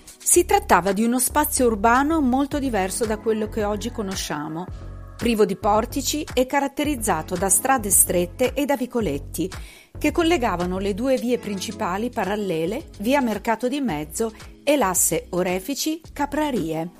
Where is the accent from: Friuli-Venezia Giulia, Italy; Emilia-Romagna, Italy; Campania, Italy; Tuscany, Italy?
Emilia-Romagna, Italy; Bologna; da bolognese non cresciuta in centro